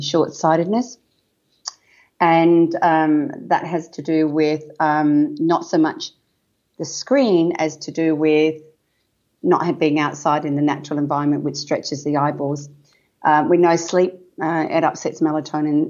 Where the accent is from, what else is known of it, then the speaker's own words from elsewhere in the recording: Wheatbelt, Western Australia, Australia; I was born and bred in a farm in the wheat belt in Western Australia